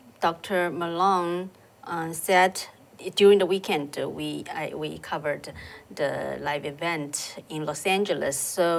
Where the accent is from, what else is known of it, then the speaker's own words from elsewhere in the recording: Shanghai, China; moved away; I came from Shanghai. I still have family members in Shanghai.